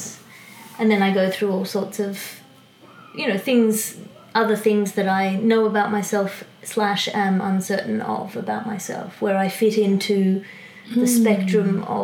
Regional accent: Australia; I'm from Australia. I know I'm from Australia. I grew up in Australia.

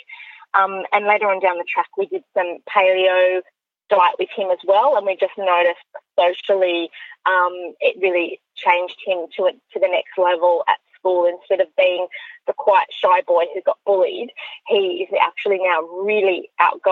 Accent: Orange, New South Wales, Australia; moved away as an adult; now in Sydney, Australia; I grew up in Orange, so country New South Wales

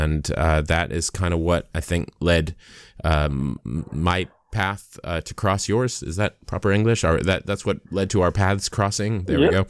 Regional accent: United States; accent: American; moved away as an adult; also born or lived in Los Angeles, United States; now in New Zealand; I am, as my accent would suggest, I'm an American who's relocated to New Zealand.

